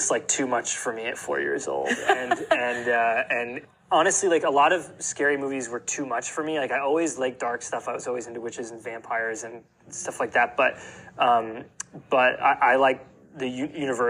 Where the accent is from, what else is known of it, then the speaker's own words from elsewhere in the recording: New England, United States; I grew up in New England